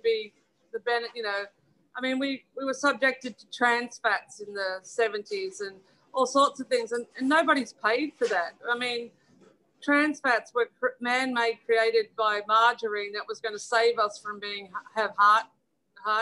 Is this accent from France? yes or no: no; Australia; now in United Kingdom; we come from Australia